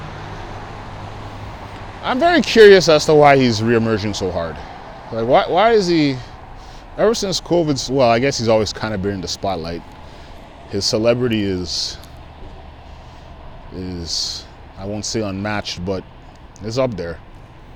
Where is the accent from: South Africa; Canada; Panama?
Canada; being Canadian